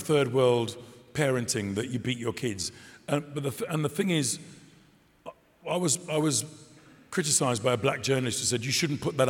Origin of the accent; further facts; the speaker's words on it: Dudley, West Midlands, United Kingdom; I'm from Dudley